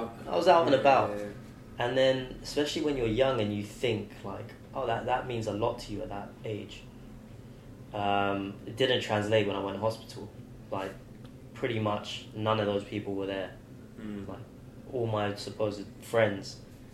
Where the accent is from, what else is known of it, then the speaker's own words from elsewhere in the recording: London, United Kingdom; the whole second generation immigrant, and having that, our culture, where it's all the Persian kids, Iranian kids, and then also going to school and you're mixing and matching with the English kids and wherever else people are from growing up in London